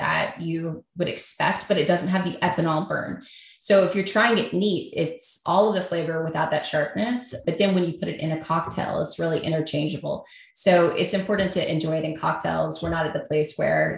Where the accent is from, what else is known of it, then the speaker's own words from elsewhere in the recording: Kentucky, United States; moved away as an adult; also born or lived in New York; I moved back to Kentucky from New York to work on this, where I'm from